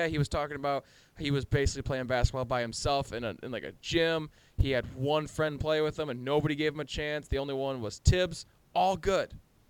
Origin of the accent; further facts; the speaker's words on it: Colorado, United States; I'm from Colorado, so I'm a fan of the Colorado State Rams.